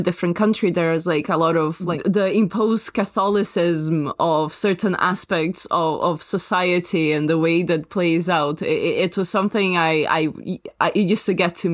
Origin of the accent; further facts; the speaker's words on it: Brazil; moved away; when I was in my teenage wild years in Brazil